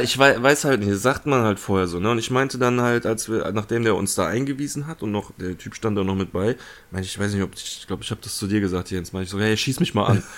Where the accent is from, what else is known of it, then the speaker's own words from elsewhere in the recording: Germany; bei uns in Deutschland